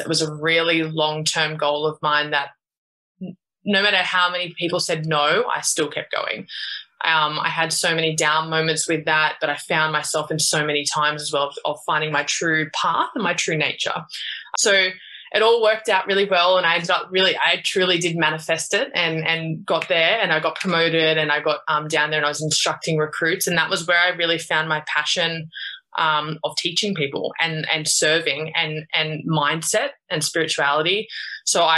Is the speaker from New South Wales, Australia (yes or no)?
yes; Sydney, New South Wales, Australia; I grew up in Australia, in Sydney